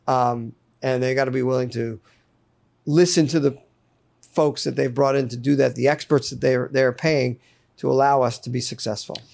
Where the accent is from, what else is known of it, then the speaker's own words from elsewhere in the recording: Fairfield County, Connecticut, United States; moved away as an adult; also born or lived in Roanoke, Virginia / Telluride, Colorado; I grew up in Fairfield County in Connecticut